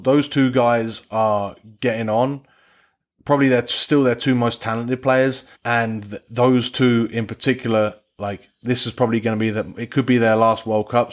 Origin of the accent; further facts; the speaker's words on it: England, United Kingdom; I say this as an Englishman